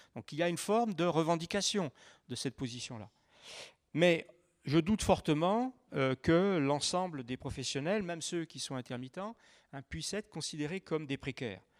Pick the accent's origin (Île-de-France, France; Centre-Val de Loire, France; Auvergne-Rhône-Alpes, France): Auvergne-Rhône-Alpes, France; Saint-Étienne; je viens de Saint-Étienne.